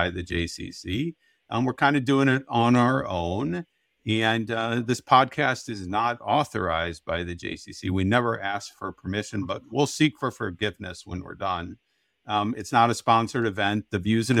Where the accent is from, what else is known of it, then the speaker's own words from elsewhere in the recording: Canton, Ohio, United States; now in Milwaukee, United States; I grew up in Canton, Ohio, where I played the game with my friends